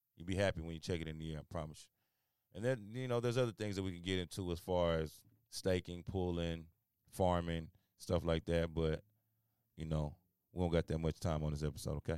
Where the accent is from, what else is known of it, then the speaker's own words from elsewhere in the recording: Houston, Texas, United States; I was born in Houston, Texas